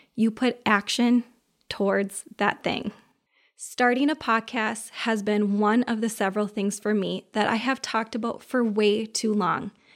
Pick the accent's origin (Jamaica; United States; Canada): United States; Minnesota; I'm from Minnesota